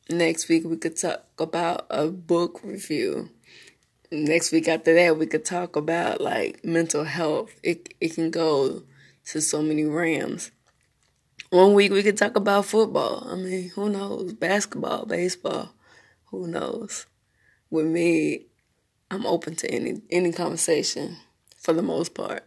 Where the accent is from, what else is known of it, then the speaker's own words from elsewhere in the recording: Memphis, Tennessee, United States; also born or lived in Smyrna, Tennessee / Marietta, Georgia; now in North Carolina, United States; I'm from Memphis, Tennessee. born, raised a little bit there between Memphis, Smyrna, Tennessee, and Georgia, Marietta, Georgia. Um, but I consider Memphis, Tennessee my home.